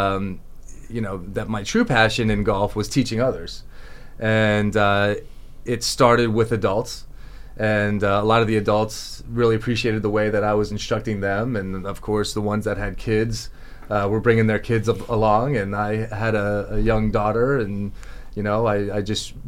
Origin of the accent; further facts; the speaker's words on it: Palm Beach County, Florida, United States; born and raised in Palm Beach County